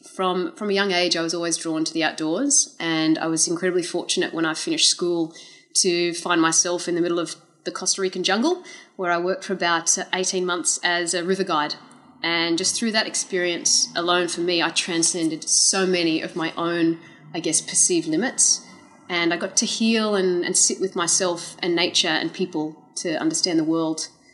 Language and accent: English; Australia; also born or lived in United States; I am Australian, but I was born in the US.